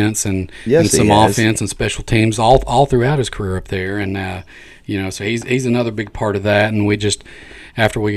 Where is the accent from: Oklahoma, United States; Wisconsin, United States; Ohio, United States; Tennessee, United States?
Tennessee, United States; Seymour; We're from Seymour, Tennessee. Small area in between Knoxville and the mountains